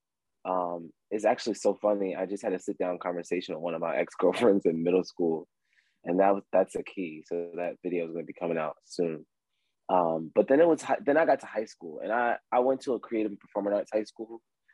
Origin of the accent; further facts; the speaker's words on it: Philadelphia, Pennsylvania, United States; I'm from Philadelphia, Pennsylvania